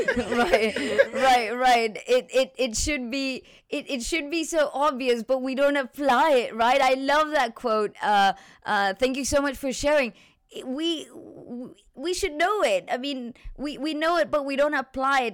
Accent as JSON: {"language": "English", "country": "Chile", "said": "I'm from Chile"}